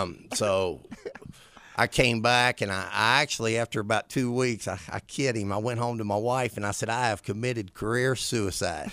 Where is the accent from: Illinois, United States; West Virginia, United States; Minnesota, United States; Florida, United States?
West Virginia, United States; St. Albans; I was born and raised in Saint Albans, West Virginia